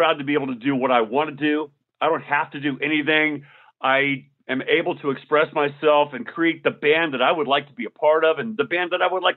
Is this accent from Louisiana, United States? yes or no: no; Arizona, United States; moved away; also born or lived in Nashville / Los Angeles; I grew up in Arizona